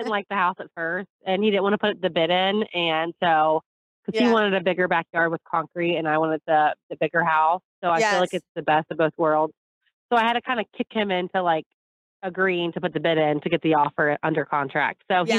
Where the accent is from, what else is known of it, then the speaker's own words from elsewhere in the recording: Kentucky, United States; We're from Kentucky, so.